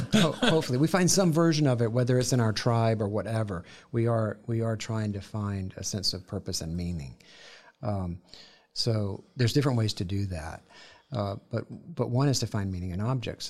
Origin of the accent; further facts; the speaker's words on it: the South, United States; growing up in the South, on, sitting in the grass there